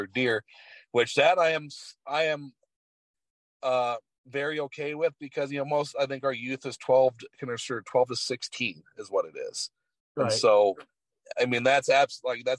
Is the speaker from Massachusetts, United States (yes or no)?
no; Southeast Alaska, United States; moved away; also born or lived in Wyoming; I grew up in Southeast Alaska